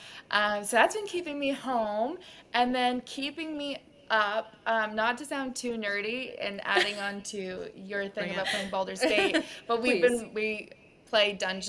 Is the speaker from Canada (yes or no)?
yes; Canada; so 10 degrees Celsius here